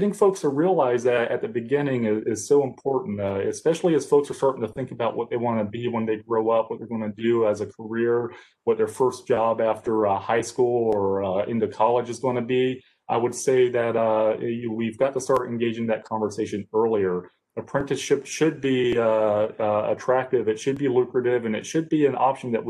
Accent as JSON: {"language": "English", "area": "Columbus County", "region": "North Carolina", "country": "United States", "said": "I'm from Columbus County, North Carolina"}